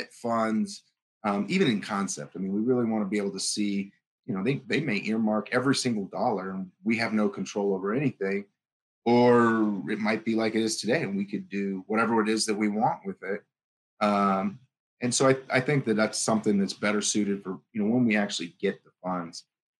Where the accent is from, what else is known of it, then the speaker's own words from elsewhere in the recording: Pahrump, Nevada, United States; I'm from Pahrump, Nevada.